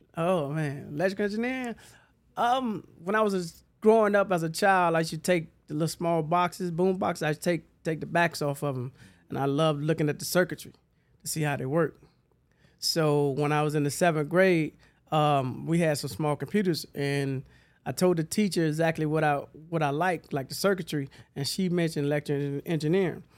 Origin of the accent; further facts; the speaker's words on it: Huntsville, Alabama, United States; now in Atlanta, United States; I left and went back home to Alabama. I'm from Huntsville, Alabama